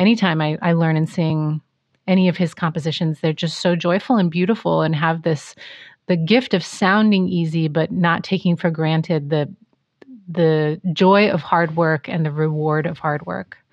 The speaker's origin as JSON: {"language": "English", "region": "Pacific Northwest", "country": "United States", "tie": "born or raised there", "moved": "yes", "lives_now": "Los Angeles, United States", "said": "I grew up in the Pacific Northwest"}